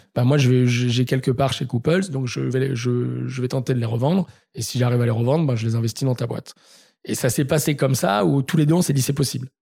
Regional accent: Marseille, Provence-Alpes-Côte d'Azur, France; now in Paris, France; je suis marseillais

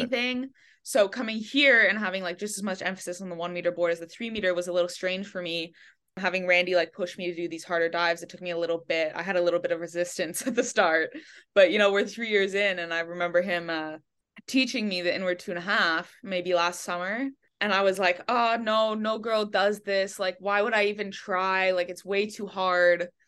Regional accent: Montreal, Quebec, Canada; moved away as an adult; now in Miami, United States; I grew up actually in Quebec, but in, like, a pocket of English in Montreal, so, uh, the west of the island speaks mostly English. So I grew up there.

